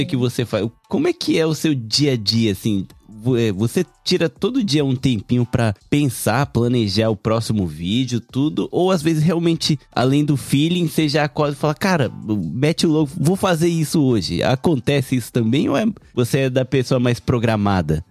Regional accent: Japan; Meu português é todo errado, porque eu cresci no Japão

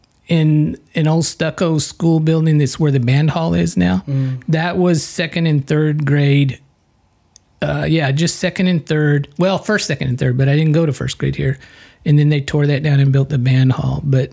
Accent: Pearsall, Texas, United States; born or raised there; also born or lived in San Antonio, Texas

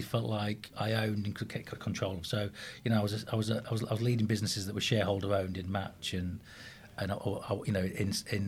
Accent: Grimsby, Yorkshire and the Humber, United Kingdom; born or raised there

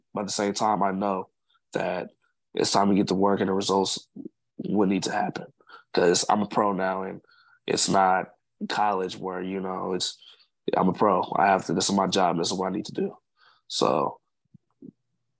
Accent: United States; also born or lived in Sacramento, United States / Wyoming, United States / San Marcos, United States; being an American

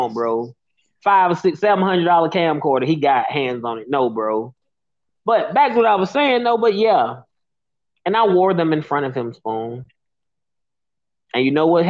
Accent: Birmingham, Alabama, United States; I was a kid from Birmingham that was raised in gang culture

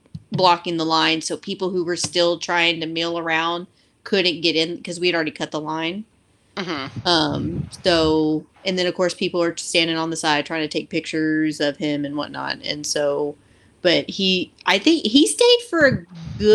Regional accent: Houston, Texas, United States; now in Austin, United States; I'm originally from the Houston area

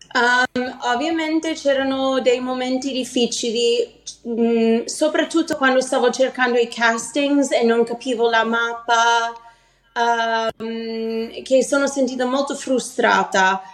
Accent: New Haven, Connecticut, United States; first language English; Italian is a second language; moved away as an adult; also born or lived in New York; now in Milan, Italy; essendo italo-americana, crescendo in America

